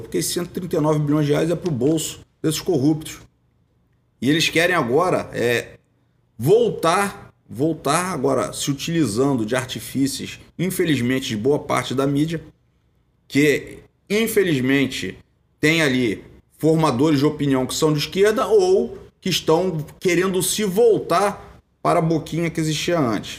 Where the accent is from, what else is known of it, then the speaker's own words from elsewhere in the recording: Região dos Lagos, Rio de Janeiro, Brazil; Eu fui advogado lá na minha região, região dos Lagos